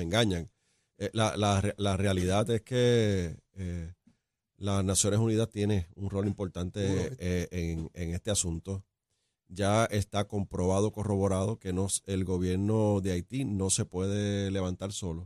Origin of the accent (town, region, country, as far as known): Puerto Rico